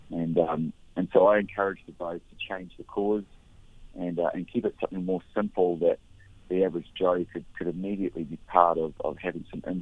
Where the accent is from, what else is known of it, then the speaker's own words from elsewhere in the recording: New Zealand; moved away as an adult; now in Maui, United States; I'm, I'm originally from New Zealand. I actually came up here to Maui when I was about 22 years old. Uh, actually, 20 years old in um, 1992. So I've lived here pretty much ever since.